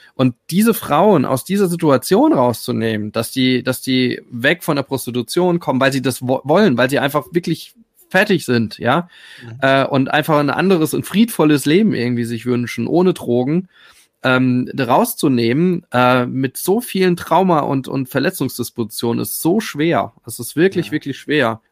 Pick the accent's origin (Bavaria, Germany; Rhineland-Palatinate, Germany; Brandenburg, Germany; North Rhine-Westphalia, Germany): Rhineland-Palatinate, Germany; ich komme aus der Pfalz